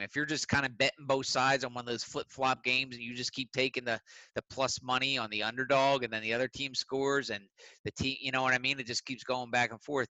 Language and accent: English; Philadelphia, Pennsylvania, United States; I'm from Philly